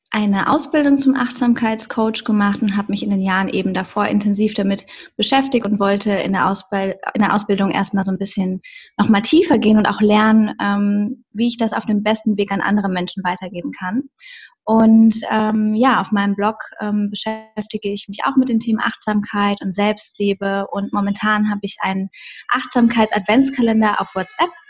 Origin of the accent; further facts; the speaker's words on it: Bensheim, Hesse, Germany; Also ursprünglich komme ich aus Bensheim an der Bergstraße in Hessen und ähm, ja, ich bin dort aufgewachsen in einer kleinen Stadt